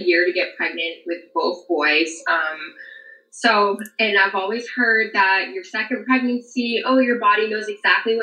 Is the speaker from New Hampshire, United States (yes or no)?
yes; New Hampshire, United States; moved away as an adult; now in Kentucky, United States; I'm from New Hampshire and I moved to Kentucky.